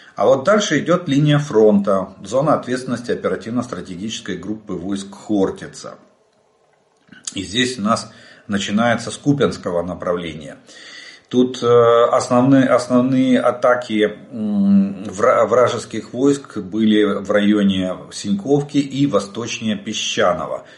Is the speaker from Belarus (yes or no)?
no; Ukraine; мы из Украины